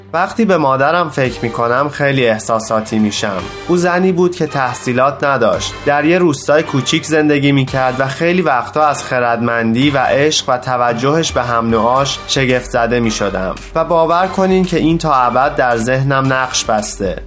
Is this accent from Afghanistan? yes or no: no; Rajasthan, India; moved away as an adult; now in United States; من در راجستان به دنیا آمدم و برای کار با شرکت های بزرگ به آمریکا آمدم